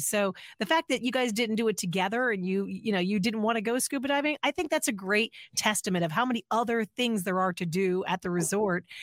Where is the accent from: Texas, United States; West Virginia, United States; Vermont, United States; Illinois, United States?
Illinois, United States; moved away; I'm from Illinois originally